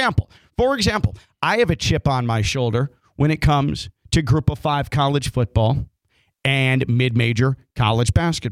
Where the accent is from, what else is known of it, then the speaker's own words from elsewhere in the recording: Chicago, Illinois, United States; growing up in Chicago